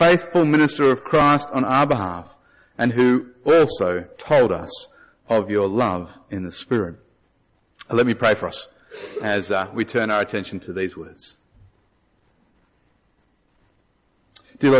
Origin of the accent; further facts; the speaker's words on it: Australia; I'm Australian.